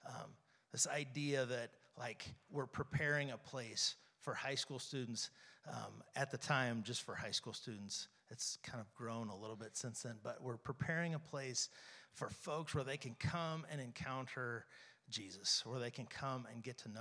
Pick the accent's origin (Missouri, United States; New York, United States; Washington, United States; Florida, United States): Missouri, United States; St. Joseph; I grew up here in St. Joe.